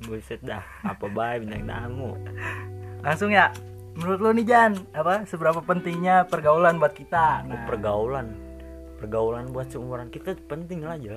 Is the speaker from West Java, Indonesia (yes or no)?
yes; Bandung, West Java, Indonesia; gue anak Bandung ya jadi maklum lah kalau agak nggak pantas kalau ngomong lu gue ya